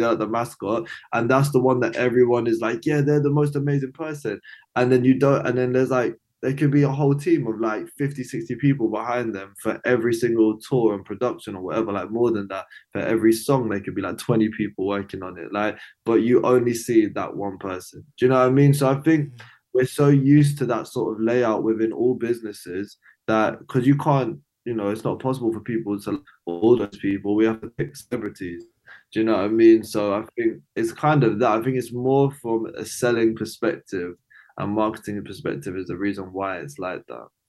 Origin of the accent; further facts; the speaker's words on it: London, United Kingdom; I'm from East London.